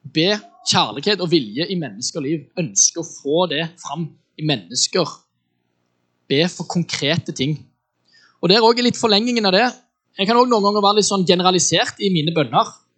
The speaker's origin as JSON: {"language": "Norwegian", "region": "Western Norway", "country": "Norway", "tie": "born or raised there", "said": "Jeg er oppvokst eh, på Vestlandet"}